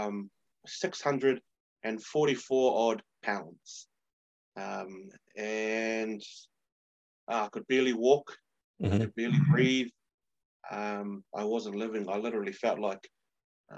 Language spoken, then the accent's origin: English; New Zealand; as a New Zealander, but also a Samoan